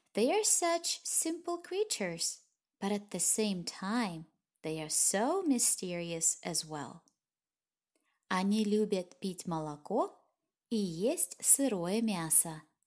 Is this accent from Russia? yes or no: yes; small town near Vladivostok, Primorsky Krai, Russia; English is a second language; moved away as an adult; also born or lived in Guangzhou, China; I come from Russia. I was born in a very small town near a port city called Vladivostok